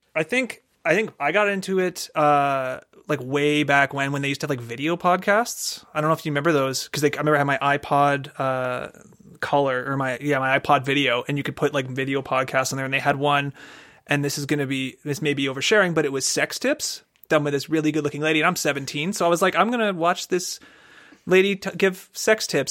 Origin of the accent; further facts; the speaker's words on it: Canada; We're Canadian